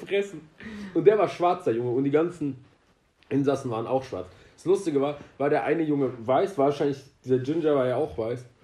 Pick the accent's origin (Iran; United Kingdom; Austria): Iran; now in Germany; als Iraner